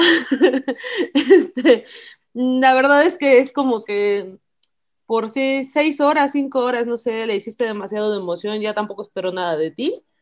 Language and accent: Spanish; Mexico; nosotros mismos como mexicanos